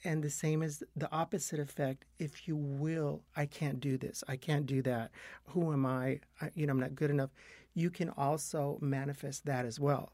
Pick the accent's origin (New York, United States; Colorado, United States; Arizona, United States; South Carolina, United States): Arizona, United States; Yuma; now in Los Angeles, United States; I grew up in Yuma, Arizona.